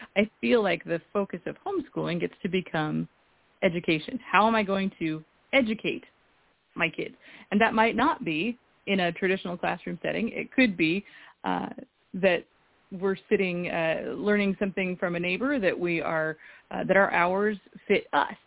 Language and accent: English; Eastern Washington, United States; I grew up in Eastern Washington